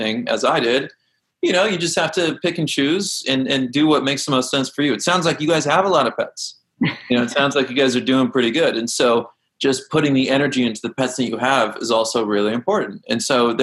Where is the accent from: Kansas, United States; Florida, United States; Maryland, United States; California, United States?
Kansas, United States; I grew up in Kansas, we had a creek in my backyard